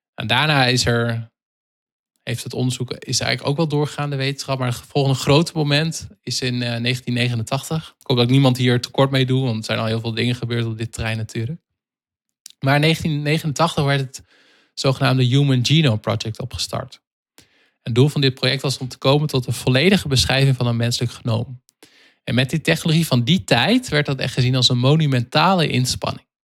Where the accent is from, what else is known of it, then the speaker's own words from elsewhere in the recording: Netherlands; wij als Nederlanders